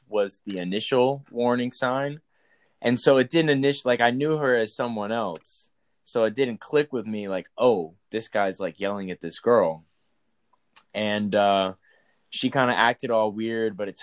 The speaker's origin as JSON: {"language": "English", "region": "Texas", "country": "United States", "said": "And I'm from Texas"}